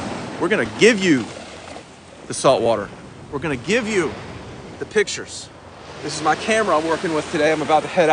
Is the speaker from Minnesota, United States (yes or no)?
no; Washington, District of Columbia, United States; moved away as an adult; now in Wilmington, United States; I'm from Washington, D.C. originally. Yes, guys, Washington, D.C. I grew up there